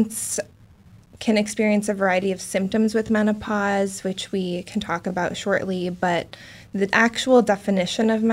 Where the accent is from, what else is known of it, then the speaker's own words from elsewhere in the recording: Alaska, United States; also born or lived in Wisconsin; now in Portland, United States; am originally from Alaska